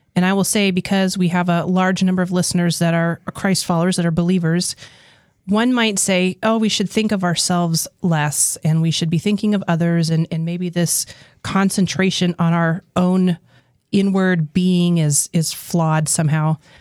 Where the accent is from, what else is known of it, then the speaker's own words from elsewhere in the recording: New Mexico, United States; I was born and raised in New Mexico